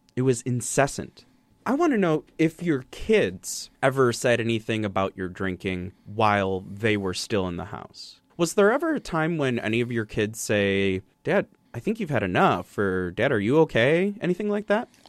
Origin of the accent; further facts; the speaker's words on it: Wisconsin, United States; growing up in Wisconsin